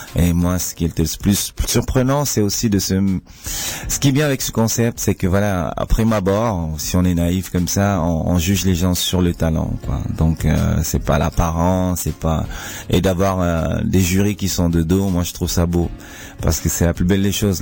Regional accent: Cameroon; now in Switzerland; chez moi au Cameroun

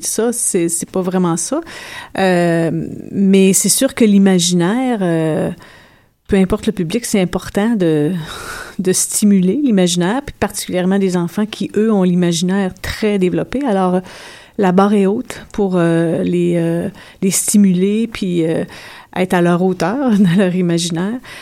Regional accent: Abitibi, Quebec, Canada; moved away; je viens d'une d'une région nordique, je viens de l'Abitibi

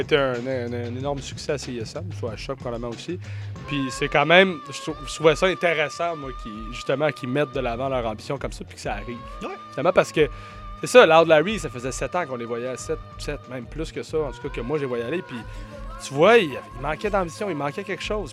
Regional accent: Montreal, Quebec, Canada; en tant que Montréalais

